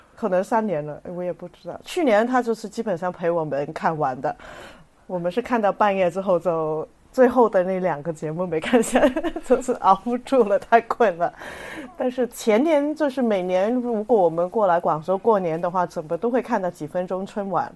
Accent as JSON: {"language": "Chinese", "country": "Hong Kong", "tie": "born or raised there", "also_born_or_lived": "Shanghai", "moved": "yes", "said": "我在香港长大的话是没得放鞭炮"}